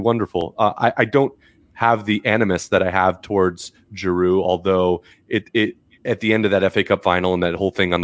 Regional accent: United States; as an American

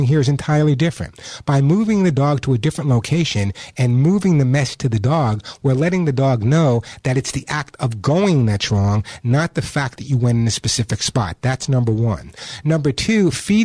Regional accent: New York, United States; accent: New York; my New York accent

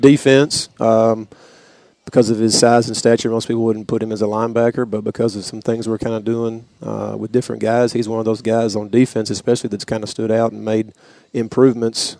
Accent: East Tennessee, United States; also born or lived in DeWittville, New York; I moved to East Tennessee when I was in uh, fourth grade

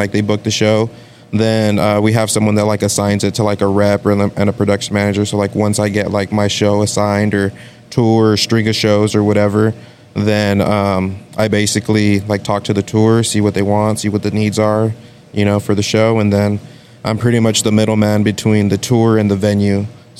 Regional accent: San Benito, Texas, United States; now in Harlingen, United States; I'm from here. I'm from San Benito.

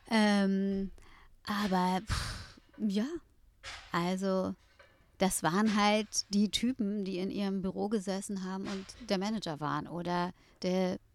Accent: Berlin, Germany; Ich glaube auch als Berliner.

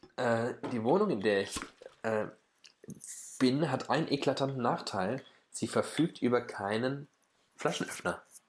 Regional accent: Frankfurt, Hesse, Germany; also born or lived in Bamberg / Berlin; ich komme aus Frankfurt, der neoliberalsten Stadt Deutschlands wahrscheinlich

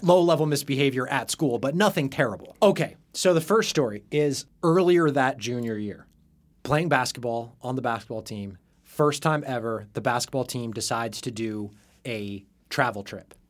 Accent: Salem, Oregon, United States; grew up in Salem, Oregon.

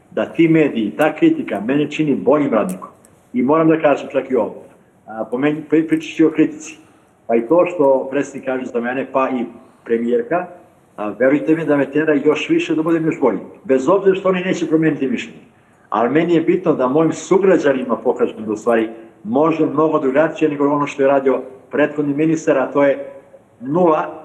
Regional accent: Kosovo; mi Srbi sa Kosova

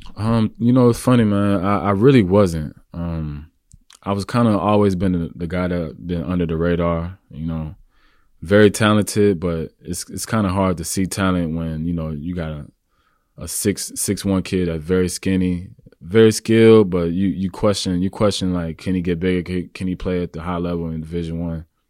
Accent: Houston, Texas, United States; moved away as an adult; also born or lived in Kansas / New York; I'm originally from Houston, Texas, uh, born and raised

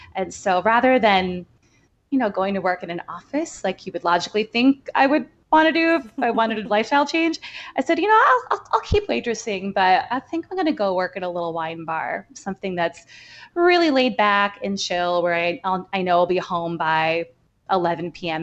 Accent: outside of Chicago, Illinois, United States; now in New York, United States; I grew up right outside of Chicago. Uh, so Midwestern girl, but I've been in New York for long enough, I think, to call myself an official New Yorker

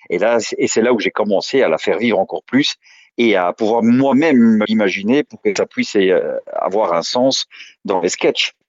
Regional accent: Brussels, Brussels-Capital Region, Belgium; je suis belge, je suis né à Bruxelles le 7 juin 1972

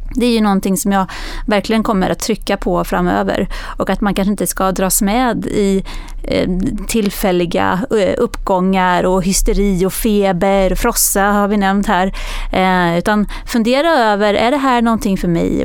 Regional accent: Växjö, Kronoberg County, Sweden; jag kommer från Växjö.

